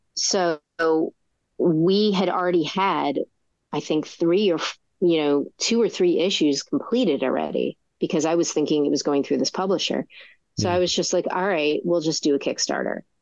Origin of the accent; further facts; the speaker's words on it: New Jersey, United States; I'm from New Jersey